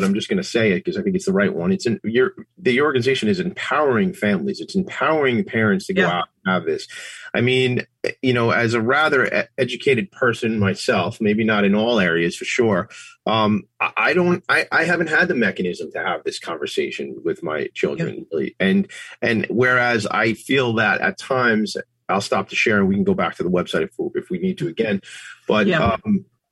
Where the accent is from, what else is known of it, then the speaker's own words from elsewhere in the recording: Long Island, New York, United States; I grew up here on Long Island, pretty diverse place to grow up